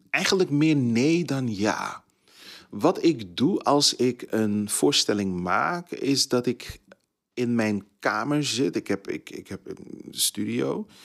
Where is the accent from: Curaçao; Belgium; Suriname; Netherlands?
Suriname; Ik ben Surinamer, maar ik kom met twee bevolkingsgroepen uit Suriname.